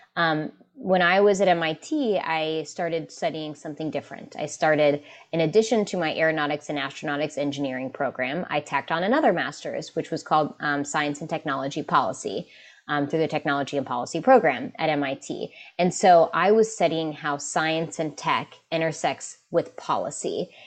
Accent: West Virginia, United States; West Virginia, which is my home state, um, in the United States

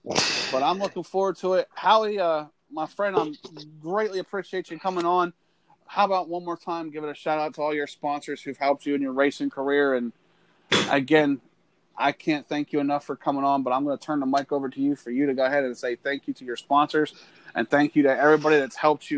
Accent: Pennsylvania, United States; I'm from Pennsylvania.

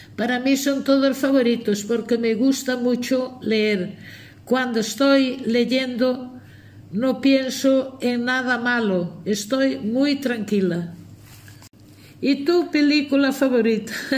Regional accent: Aios, Galicia, Spain; Cuando mis padres se casaron yo tenía dos años, nací en Ayos.

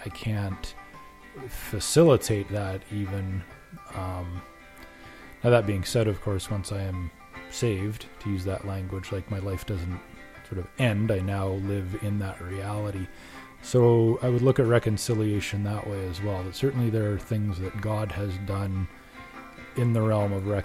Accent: Regina, Saskatchewan, Canada; I am from Regina, Saskatchewan.

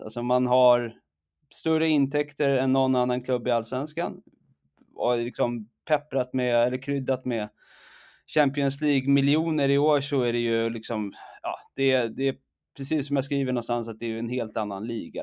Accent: Stockholm, Stockholm County, Sweden; moved away as an adult; now in Saudi Arabia; jag är stockholmare, djurgårdare, uh, exilsvensk sedan rätt många år tillbaka

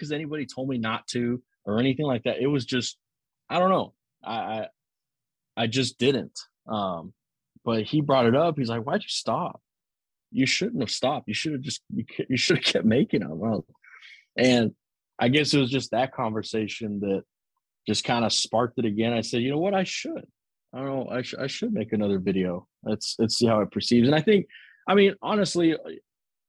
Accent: Zapata, Texas, United States; now in Houston, United States; Zapata, Texas is small.

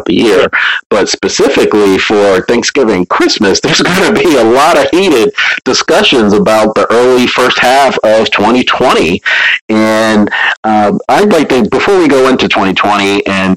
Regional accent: New Jersey, United States; moved away; I'm originally from South Jersey

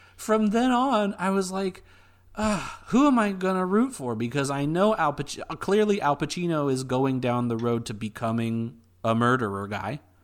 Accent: United States; being an American person

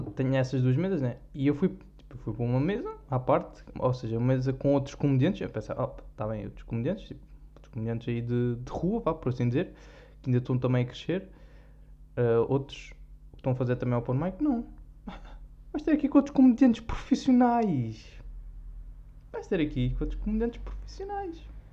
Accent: Algarve, Portugal; accent: Algarvian; como eu sou algarvio

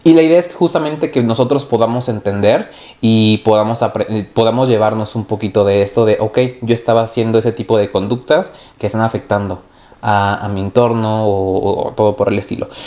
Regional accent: Mexico; nosotros como mexicanos

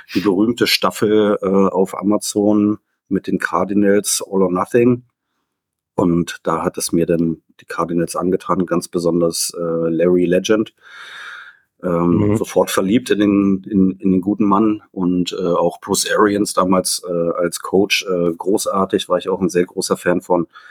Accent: Berlin, Germany; ich komme aus Berlin

